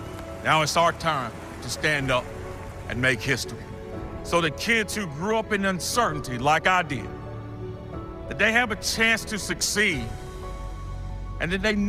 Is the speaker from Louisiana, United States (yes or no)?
no; Greensboro, North Carolina, United States; You see, I grew up poor here in Greensboro, the ninth of 10 children.